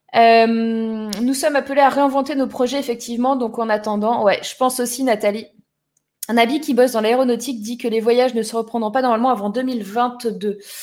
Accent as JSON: {"language": "French", "town": "Toulon", "region": "Provence-Alpes-Côte d'Azur", "country": "France", "tie": "born or raised there", "moved": "yes", "said": "je suis née à Toulon, les girls. Je suis allée au lycée, pas à Toulon, juste à côté. Je suis du Var"}